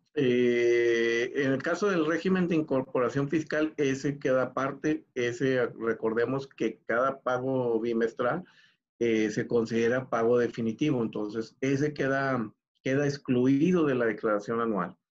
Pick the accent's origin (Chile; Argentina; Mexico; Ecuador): Mexico; como buen mexicano